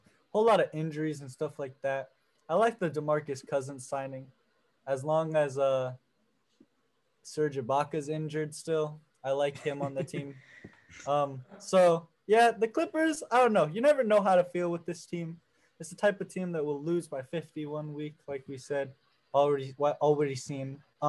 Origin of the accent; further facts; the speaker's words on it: Los Angeles, California, United States; Los Angeles, California. Born and raised.